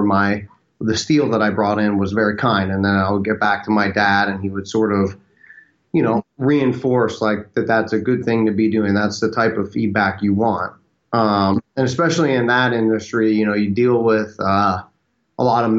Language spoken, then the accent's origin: English; Birdsboro, Pennsylvania, United States; now in Austin, United States; I'm originally from the Philadelphia area. I actually have a small town of about 5,000 people called Birdsboro, Pennsylvania